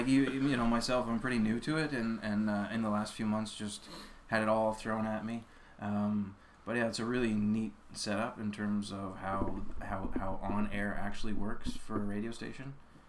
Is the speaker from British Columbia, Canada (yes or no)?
no; Nova Scotia, Canada; now in Antigonish, Canada; Picto County originally.